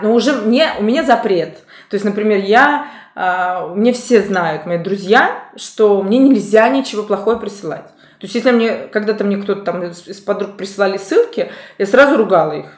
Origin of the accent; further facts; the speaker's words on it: Moscow, Russia; Я москвичка